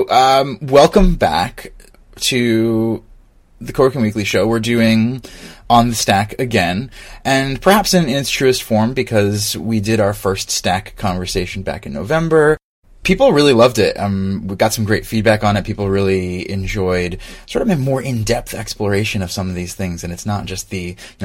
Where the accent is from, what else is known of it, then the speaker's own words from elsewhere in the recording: Philadelphia, Pennsylvania, United States; we're from Philadelphia